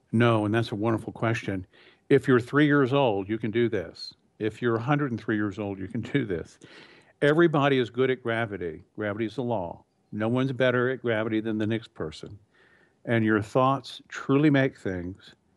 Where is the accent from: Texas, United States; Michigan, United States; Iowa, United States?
Texas, United States; moved away as an adult; also born or lived in California; I grew up in Texas. I had, uh, moved to California.